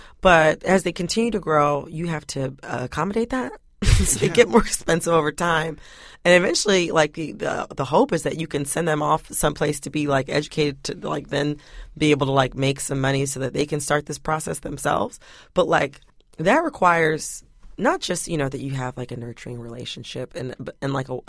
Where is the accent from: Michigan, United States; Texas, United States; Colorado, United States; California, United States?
Michigan, United States; I'm from Michigan.